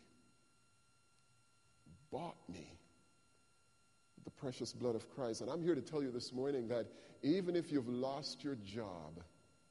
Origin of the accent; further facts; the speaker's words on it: Jamaica; moved away; as a child when I was growing up in Jamaica, our family didn't have a lot of material things